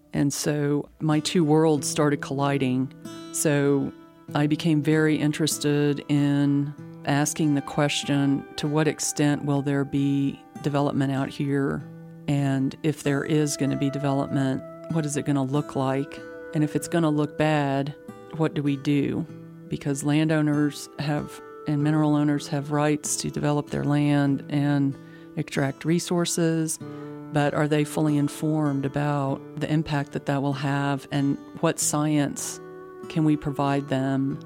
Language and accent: English; Midland, Texas, United States; now in Austin, United States; I grew up in Midland